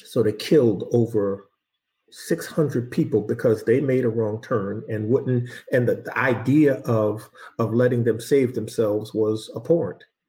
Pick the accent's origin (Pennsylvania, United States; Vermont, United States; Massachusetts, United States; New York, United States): Massachusetts, United States; Boston; I was born in Boston, right? And at five years old, I remember the police kicking in the door of my family's home